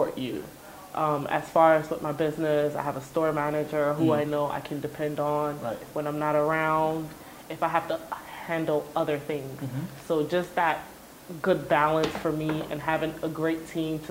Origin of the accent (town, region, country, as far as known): Atlanta, Georgia, United States; born or raised there; moved away as an adult; now in Ghana